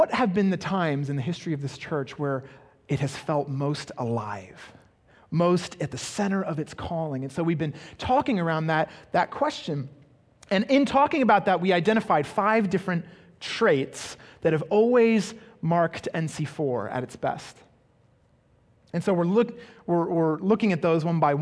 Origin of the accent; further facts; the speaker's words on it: England, United Kingdom; growing up in England, I attended a school